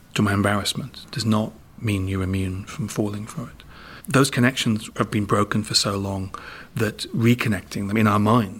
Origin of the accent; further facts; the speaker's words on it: the North East, North East England, United Kingdom; I'm from the Northeast. I was brought up on the council estate